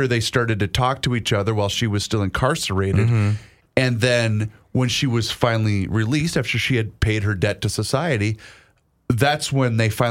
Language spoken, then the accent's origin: English; Faribault, Minnesota, United States; moved away; My hometown of Faribault, Minnesota